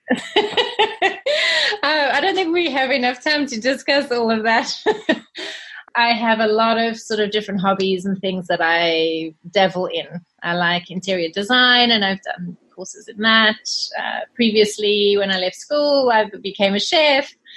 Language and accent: English; South Africa; moved away as an adult; also born or lived in Zimbabwe / Australia; now in United Kingdom; I was born in Zimbabwe and okay. I grew up in South Africa.